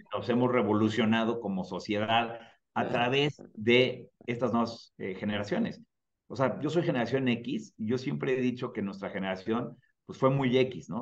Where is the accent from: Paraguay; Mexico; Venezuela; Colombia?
Mexico; en México como mexicano